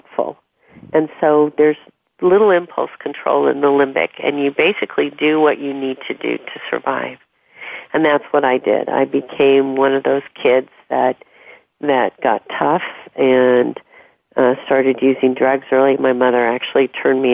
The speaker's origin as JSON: {"language": "English", "region": "Southern California", "country": "United States", "tie": "born or raised there", "also_born_or_lived": "Washington State / East Coast", "moved": "yes", "said": "I grew up in Southern California."}